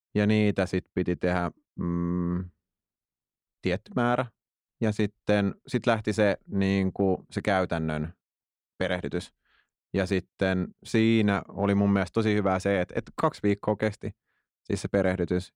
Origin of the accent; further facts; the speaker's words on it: Tuusula, Uusimaa, Finland; mä oon Tuusulasta